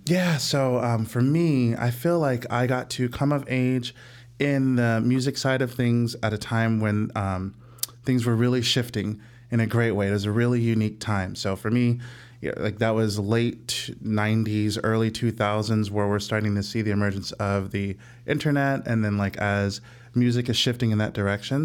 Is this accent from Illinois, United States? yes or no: yes; Illinois suburbs of St. Louis, United States; moved away as an adult; now in Chicago, United States; I'm from Saint Louis